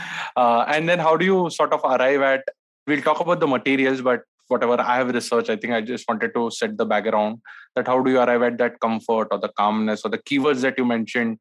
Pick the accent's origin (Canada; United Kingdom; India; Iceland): India; And India, we have this warmth.